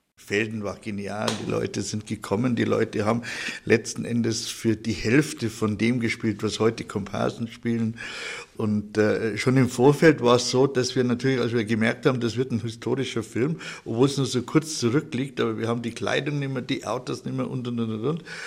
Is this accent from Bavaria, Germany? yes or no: yes; Markt Schwaben, Bavaria, Germany; ich bin in Marktschwaben geboren